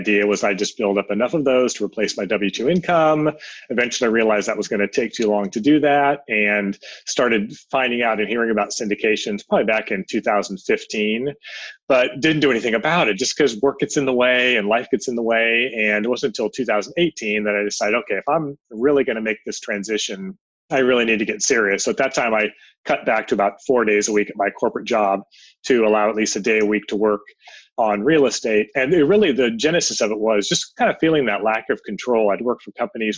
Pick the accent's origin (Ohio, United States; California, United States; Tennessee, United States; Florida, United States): California, United States; San Jose; also born or lived in Europe; I grew up in San Jose, went to San Jose State University